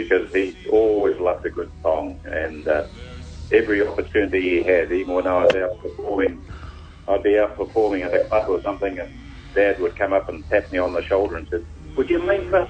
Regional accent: Germany; born there; I was born in Germany. Of course, I'm what they call an army brat, and my father was in the army, and so just after the war, I was born there

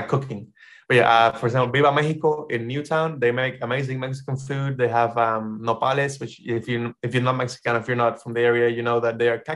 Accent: Panama; moved away as an adult; now in New Zealand; I will be working from my house, my hometown.

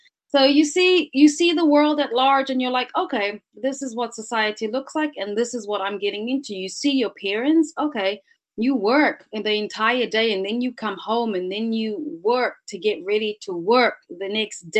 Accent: Cape Town, Western Cape, South Africa; moved away; also born or lived in New Zealand; I was born in South Africa. So I was born in Cape Town. I've always had this duality of worlds inside of me. So I've had the South African way of looking at life, but then, you know, superimposed that over into moving into New Zealand.

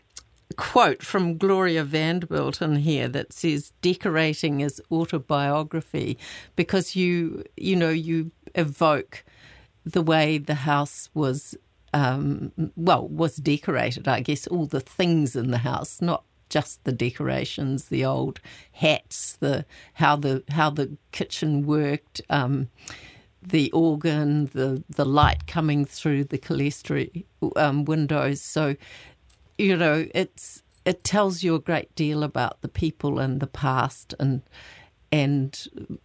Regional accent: Waikato, New Zealand; moved away; also born or lived in Christchurch; I grew up in the Waikato

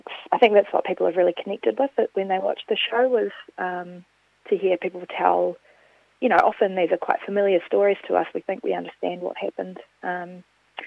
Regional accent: Gore, Southland, New Zealand; accent: rolling R; also born or lived in Dunedin; now in Wellington, New Zealand; I grew up in Gore, on a little farm just outside of Gore, and I studied in Dunedin for 8 years

